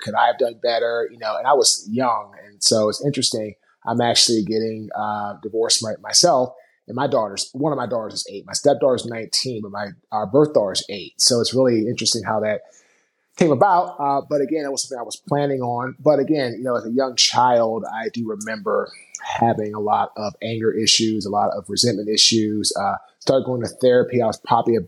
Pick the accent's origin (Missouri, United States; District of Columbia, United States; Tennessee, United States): District of Columbia, United States; Washington; I was born in Washington, D.C.